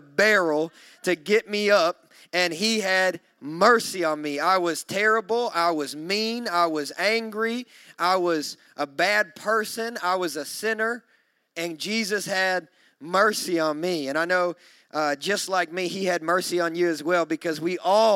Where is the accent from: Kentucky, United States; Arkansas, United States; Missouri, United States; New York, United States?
Kentucky, United States; now in Nashville, United States; I'm from Kentucky, so we say things like tinkling